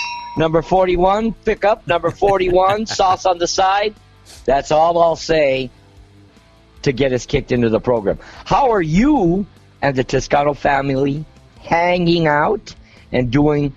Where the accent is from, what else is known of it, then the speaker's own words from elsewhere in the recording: Southern California, United States; growing up in Southern California